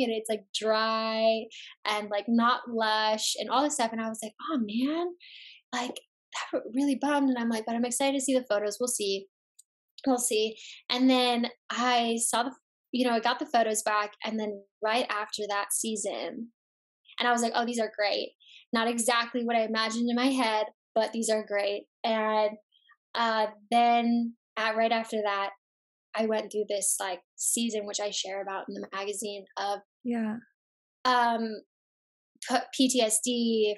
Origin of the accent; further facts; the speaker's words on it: Chicago, Illinois, United States; I'm from Chicago